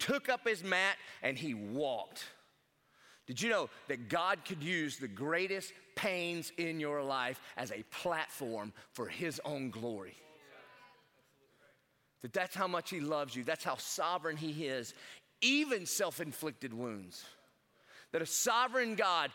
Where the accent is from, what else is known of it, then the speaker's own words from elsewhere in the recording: South Carolina, United States; I'm from South Carolina like Pastor Clay